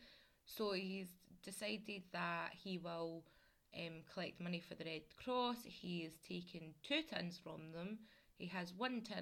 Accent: Glasgow, Scotland, United Kingdom; I'm Scottish and I grew up in Glasgow as well

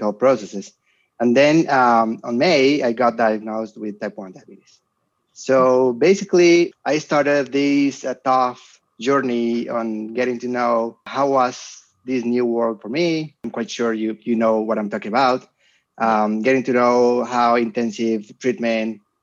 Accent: Colombia; moved away as an adult; also born or lived in Germany; I went back to Colombia. I got my professorship in my hometown

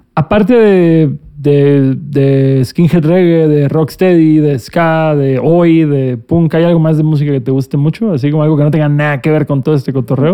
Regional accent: Cancún, Quintana Roo, Mexico; Yo que soy de Cancún

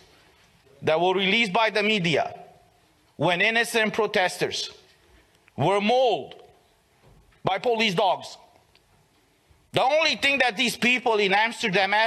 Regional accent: Romania

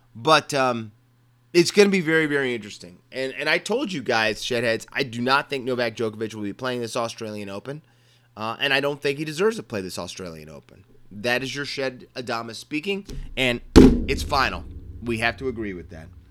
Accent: Maryland, United States; I was born in Maryland that means that that's not cowboy country.

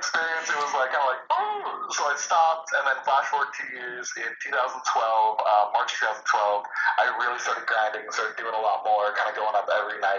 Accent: Torrance, California, United States; I'm in the South Bay, so I'm like Gardena, Torrance, Cobblewood. That's where I was born and raised

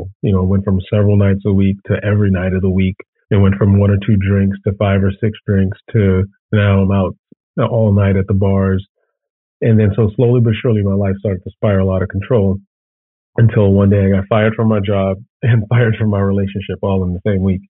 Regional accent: Chicago, Illinois, United States; I'm born and raised in Chicago.

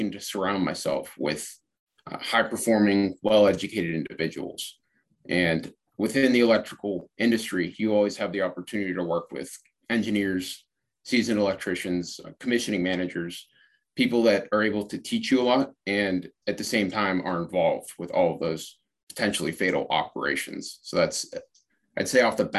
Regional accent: Pittsburgh, Pennsylvania, United States; also born or lived in Southern Virginia; now in Virginia, United States; I'm originally from Pittsburgh, Pennsylvania, currently residing in Southern

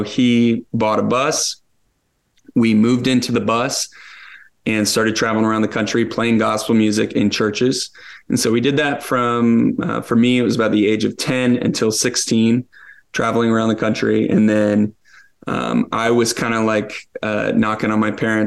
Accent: Pensacola, Florida, United States; also born or lived in Niceville, Florida; born in Northwestern Florida in Pensacola

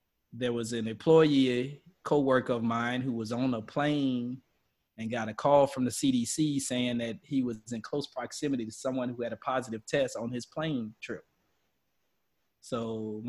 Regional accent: Louisiana, United States; first language English; now in Texas, United States; I live in the great state of Texas, and I'm from Louisiana

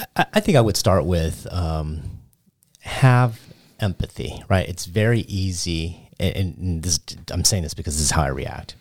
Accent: El Paso, Texas, United States; first language Cantonese; growing up in El Paso

